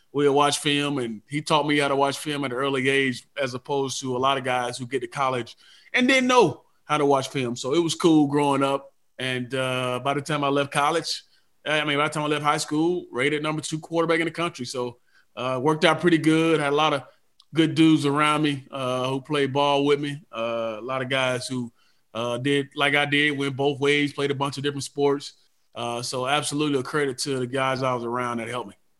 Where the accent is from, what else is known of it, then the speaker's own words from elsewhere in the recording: Atlanta, Georgia, United States; I'm from Atlanta